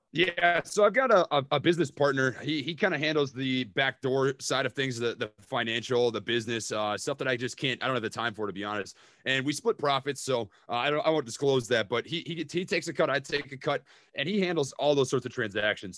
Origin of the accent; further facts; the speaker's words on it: Minnesota, United States; accent: Minnesota; now in Oklahoma, United States; my hometown in Minnesota